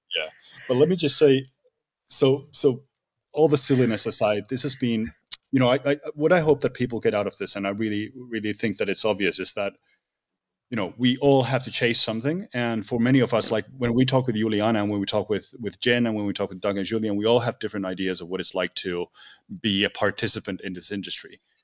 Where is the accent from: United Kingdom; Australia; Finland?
Finland; I'm from Finland, so we don't have really, there's not a lot of ground here, it's just lakes